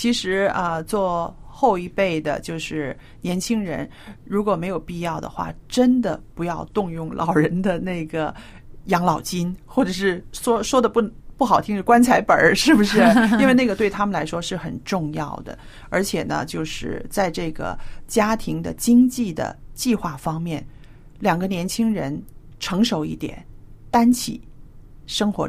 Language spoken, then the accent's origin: Chinese; China; 所以小燕，你刚刚说的这个是啊，比较很传统的我们中国人的一个理财的一个信念